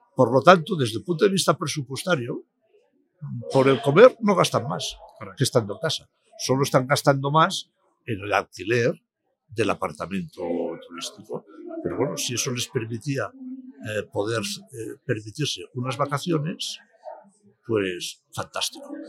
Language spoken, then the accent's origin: Spanish; Palma, Balearic Islands, Spain; en mi tierra, pues, en Palma de Mallorca